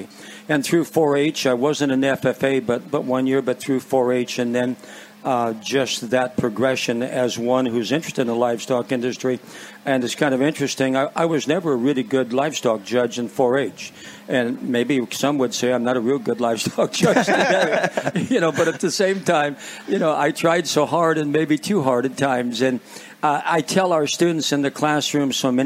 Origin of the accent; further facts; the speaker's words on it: Walnut, Illinois, United States; born and raised in Walnut, Illinois